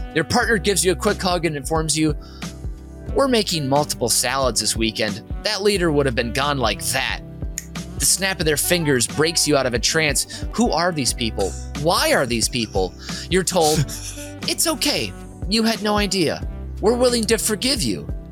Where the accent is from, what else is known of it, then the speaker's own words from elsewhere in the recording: St. Paul, Minnesota, United States; I'm from Minnesota, by the way, St. Paul, Minnesota, born and raised